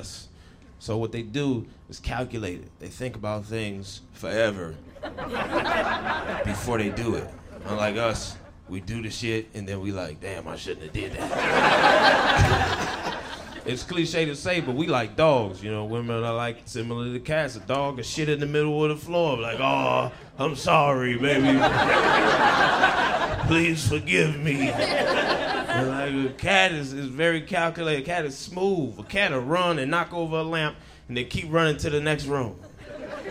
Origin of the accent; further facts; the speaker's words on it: Detroit, Michigan, United States; moved away as an adult; now in California, United States; I'm originally from Detroit, Michigan